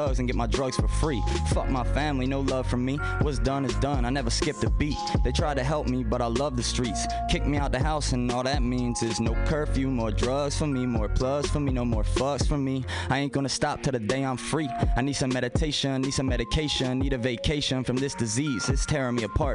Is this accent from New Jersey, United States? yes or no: no; Baltimore, Maryland, United States; I was from Baltimore